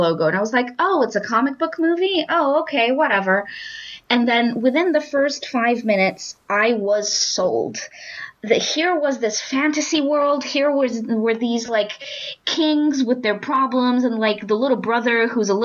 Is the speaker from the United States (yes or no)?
no; London, United Kingdom; as a Londoner, not as a Croydoner, but as a Londoner